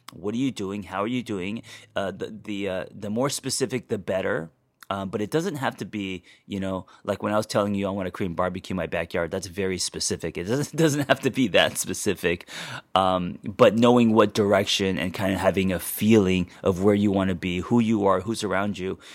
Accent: Los Angeles, California, United States; growing up in Los Angeles

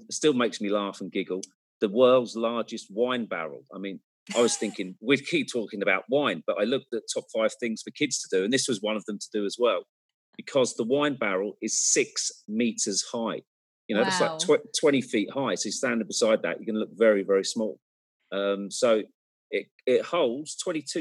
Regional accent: Cambridge, East of England, United Kingdom; I come from Cambridge. We have a small little university there as well in England.

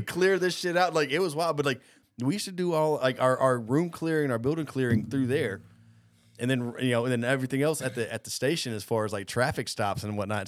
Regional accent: Cobb County, Georgia, United States; I grew up growing up in Cobb County

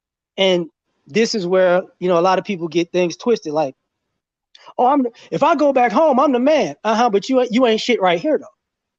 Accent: New Orleans, Louisiana, United States; also born or lived in DMV / Chicago; I grew up in New Orleans, the DMV, and Chicago as a kid, to a teenager, right?

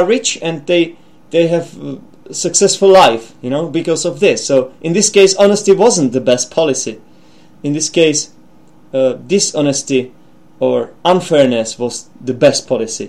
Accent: Czechia; English is a second language; also born or lived in England; we have the expression tunnelers in the Czech Republic.

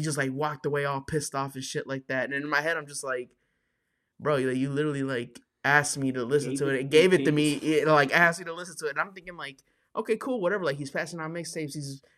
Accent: Chicago, Illinois, United States; Yeah, fuck it. I'm from Chicago.

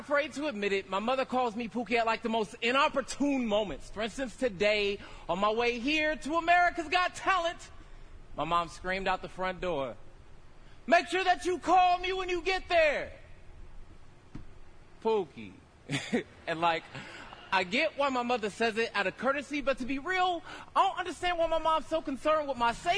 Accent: Stockton, California, United States; I'm from Southside Stockton.

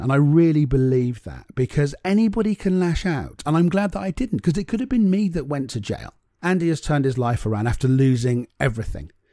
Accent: Cornwall, South West England, United Kingdom; I'm from Cornwall

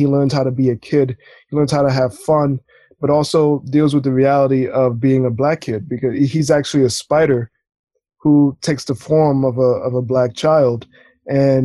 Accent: New York City, New York, United States; I'm born and raised in Brooklyn

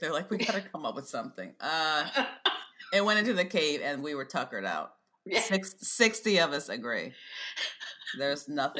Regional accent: Maryland, United States; I'm from Maryland.

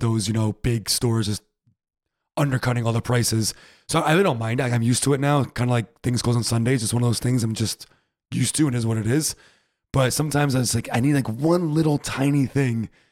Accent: United States; we're American

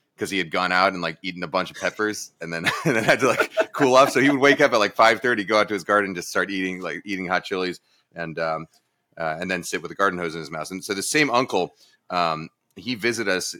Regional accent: East Coast, United States; moved away as an adult; also born or lived in San Mateo; I'm originally from the East Coast.

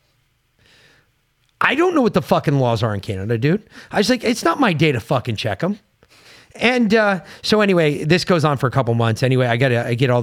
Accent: United States; I'm from America

